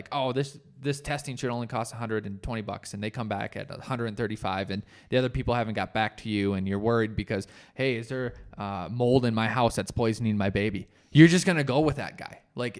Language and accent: English; Colorado, United States; I thought, I'm from Colorado. It's higher. I'll be just fine.